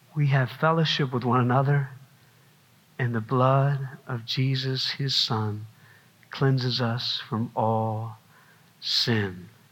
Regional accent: South Carolina, United States; I'm from South Carolina

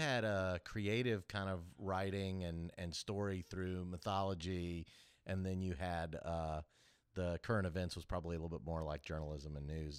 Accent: Kansas City, United States; now in Augusta, United States; I grew up in Kansas City

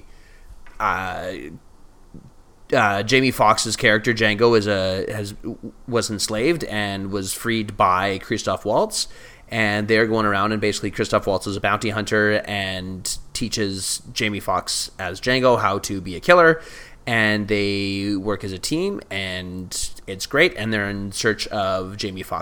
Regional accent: Alberta, Canada; born or raised there

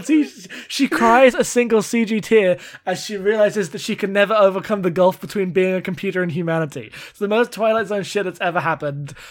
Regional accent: United Kingdom; I'm British

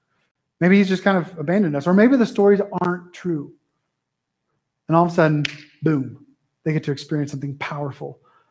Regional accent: California, United States; born there; also born or lived in Texas / Wyoming / Idaho; Well, I was born in Southern California, and I don't usually have been to that in Montana. That doesn't usually go well. Oh, you're one of those Californians. Then I went to Texas and got healed a little bit. And then I moved to Wyoming, then Idaho

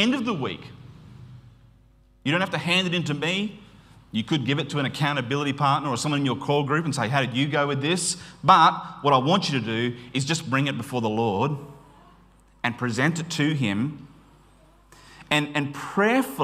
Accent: Queensland, Australia; I grew up in Queensland

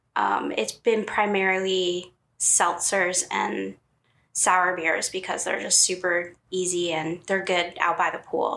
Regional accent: Hammondsport, New York, United States; I was born in in New York, in upstate New York

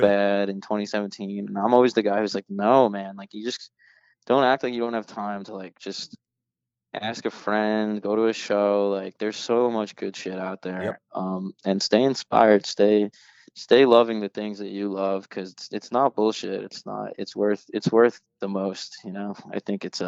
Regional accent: United States; as an American and as a voter

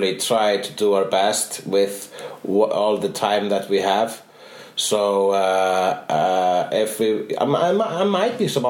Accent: Iceland; am Icelandic

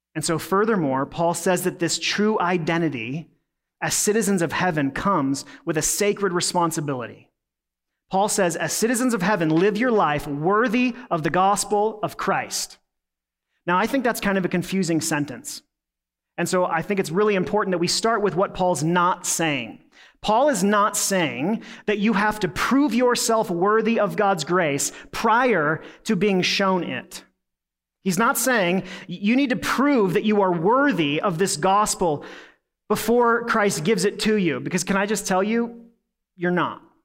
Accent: United States; being an American

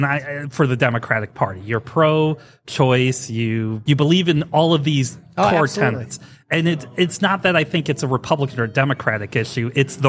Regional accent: St. Louis, Missouri, United States; moved away; I'm from St. Louis originally

